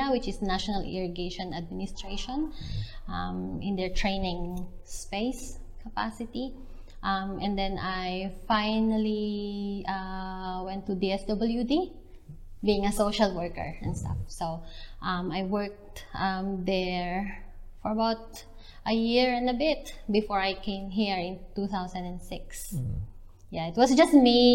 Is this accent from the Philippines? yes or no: yes; Calapan, Mimaropa, Philippines; moved away as an adult; also born or lived in Quezon City, Philippines; now in New Zealand; I came from Calapan City in Oriental Mindoro.